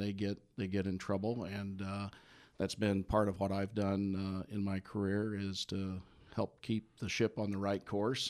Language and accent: English; Midwest, United States; also born or lived in Indiana; I grew up in the Midwest, uh, graduate of, uh, Indiana and, uh, Purdue Universities